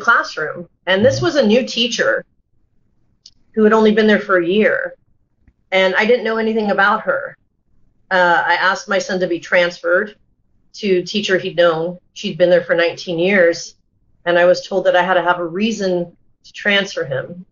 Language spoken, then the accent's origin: English; United States; I was brought up in America, and my parents tried really hard to become Americanized